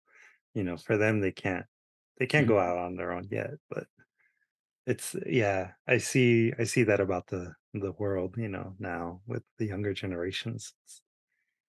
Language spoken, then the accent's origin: English; San Diego, California, United States; I grew up in San Diego. I grew up kind of like in a suburb of San Diego